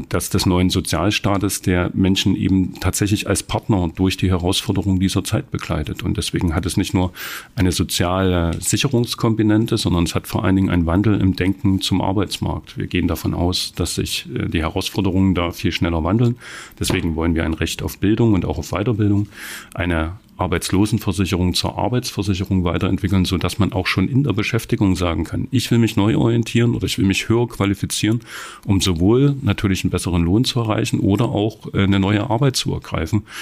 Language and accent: German; Saxony, Germany; Ich bin selber, wie gesagt, im Erzgebirge aufgewachsen.